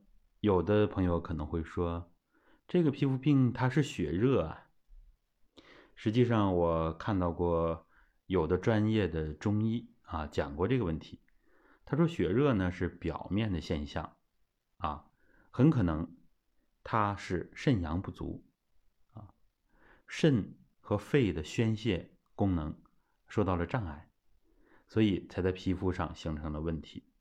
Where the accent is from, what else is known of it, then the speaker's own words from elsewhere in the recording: China; 我们中国人和西方人很多的习惯不一样。